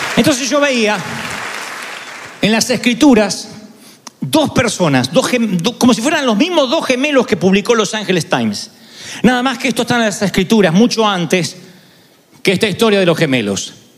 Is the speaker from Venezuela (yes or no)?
no; Argentina; yo soy argentino